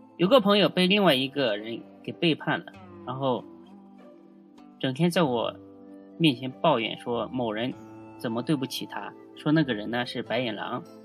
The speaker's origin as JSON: {"language": "Chinese", "country": "China", "said": "我们中国人的思维"}